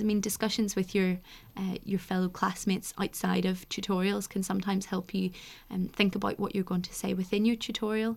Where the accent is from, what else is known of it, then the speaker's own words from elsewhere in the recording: Northern Ireland, United Kingdom; moved away as an adult; also born or lived in Oxford; I come from Northern Ireland, and so the school system's slightly different there, but, uh, I came from a grammar